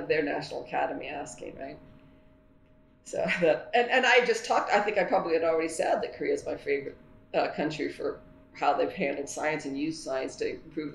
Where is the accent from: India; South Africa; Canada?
Canada; as a Canadian